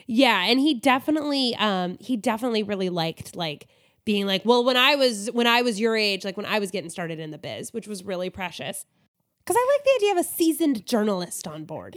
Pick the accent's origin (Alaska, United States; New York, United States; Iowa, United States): Alaska, United States; I grew up in Alaska